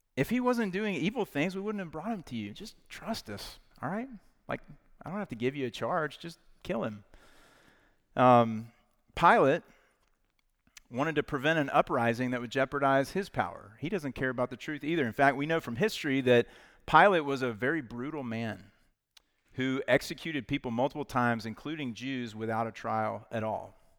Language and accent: English; Knoxville, Tennessee, United States; I'm from Knoxville, Tennessee, so big Vol fans.